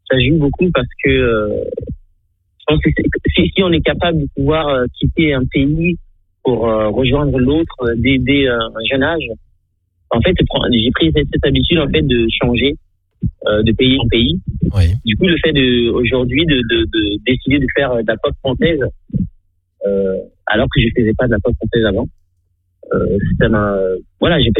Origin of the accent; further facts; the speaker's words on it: Navrongo, Upper East, Ghana; moved away; Je suis né le 19-10-92 au Ghana, dans une petite ville qui s'appelle Navrango.